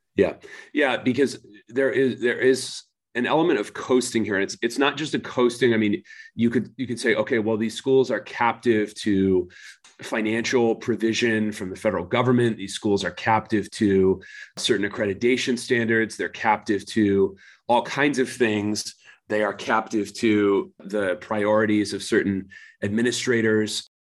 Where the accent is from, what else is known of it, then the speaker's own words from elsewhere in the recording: United States; I'm an American. I'm neither Ukrainian nor Russian